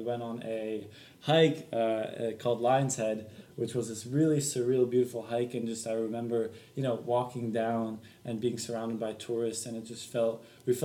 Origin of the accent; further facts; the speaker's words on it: Belgium; moved away; we found ourselves in Belgium, where my home country is.